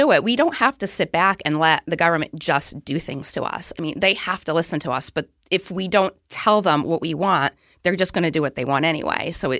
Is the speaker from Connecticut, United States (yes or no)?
yes; Southington, Connecticut, United States; now in Boston, United States; Yeah, I grew up in Southington, Connecticut, graduated high school, started my career in Connecticut.